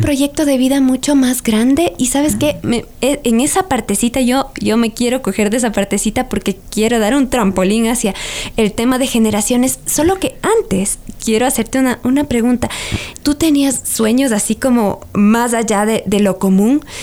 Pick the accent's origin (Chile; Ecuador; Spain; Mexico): Ecuador; para nuestra identidad mm, como ecuatorianos